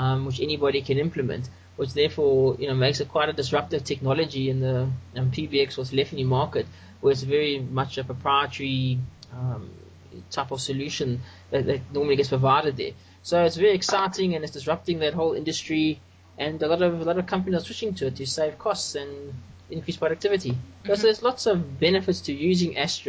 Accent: South Africa; I'm from South Africa, and I'm an open source developer and solution provider

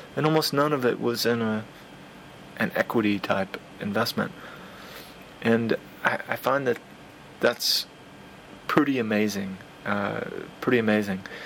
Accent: United States; being an American

